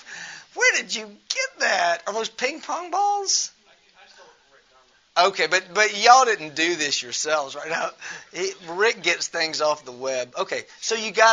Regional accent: Memphis, Tennessee, United States; moved away as an adult; now in Amman, Jordan; I don't live in Memphis. I'm from Memphis

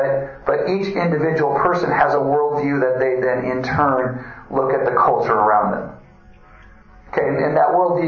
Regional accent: Wisconsin, United States; moved away as an adult; also born or lived in Louisville; I grew up in Wisconsin

